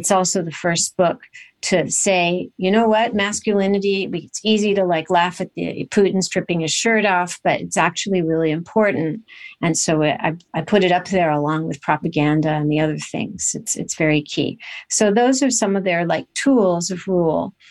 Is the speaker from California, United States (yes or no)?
yes; Los Angeles, California, United States; I grew up in California in a very nice, uh, seaside town between Malibu and Santa Monica